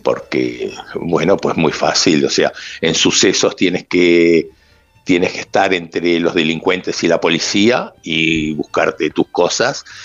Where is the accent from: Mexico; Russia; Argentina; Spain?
Spain; Madrid, Community of Madrid; also born or lived in Uruguay; yo soy uruguayo, pero de Chamberí